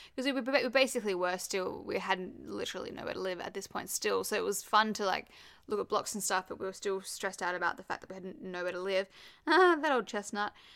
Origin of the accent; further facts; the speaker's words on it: Perth, Western Australia, Australia; moved away; also born or lived in Sydney; obviously I grew up in Perth, lived in Sydney, and then came back to Perth